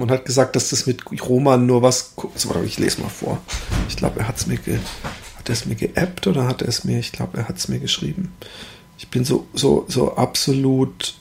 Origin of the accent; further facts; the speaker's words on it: Karlsruhe, Baden-Württemberg, Germany; bei uns in Karlsruhe, also beziehungsweise zwischen Karlsruhe und Ettlingen